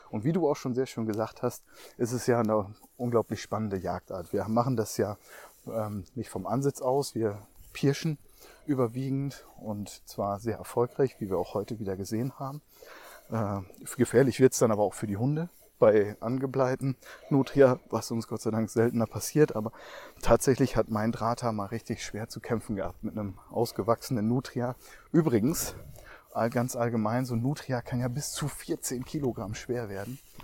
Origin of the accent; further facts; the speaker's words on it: Emsland, Lower Saxony, Germany; das Emsland, ja, meine Heimat